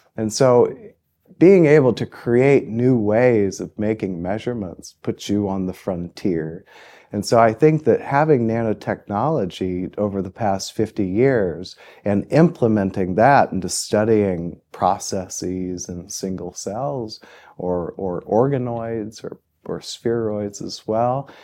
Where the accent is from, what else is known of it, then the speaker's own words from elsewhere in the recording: Muncie, Indiana, United States; moved away as an adult; also born or lived in Austin, Texas / Chapel Hill, North Carolina; I grew up in Muncie, Indiana